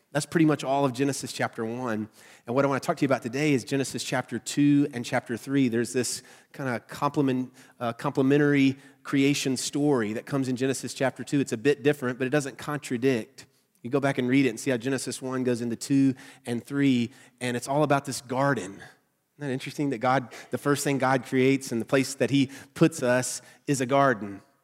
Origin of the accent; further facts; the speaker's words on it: Southern United States, United States; accent: nasally Southern; my nasally Southern accent voice